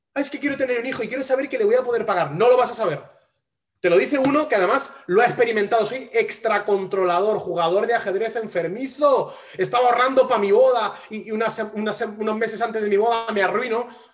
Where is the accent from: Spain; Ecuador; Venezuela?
Spain; Yo soy español